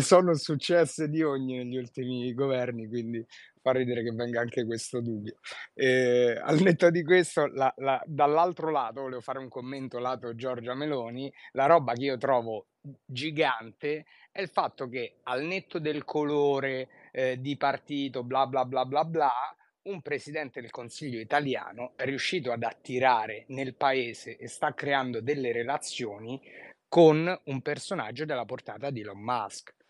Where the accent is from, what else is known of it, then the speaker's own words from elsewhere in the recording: Rome, Lazio, Italy; da romano